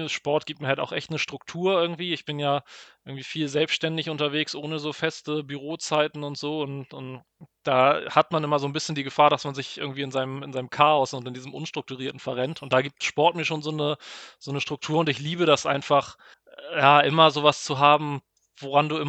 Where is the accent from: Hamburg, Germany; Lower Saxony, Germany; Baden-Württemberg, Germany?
Hamburg, Germany; Das eine ist ähm, Ironman Hamburg, also jetzt hier in meiner Heimatstadt.